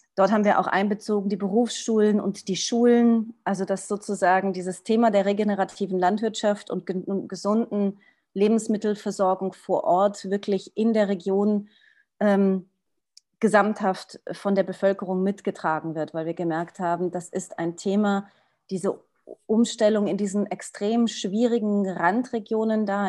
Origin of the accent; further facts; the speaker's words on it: Portugal; moved away; also born or lived in Switzerland; ich bin aufgewachsen in Portugal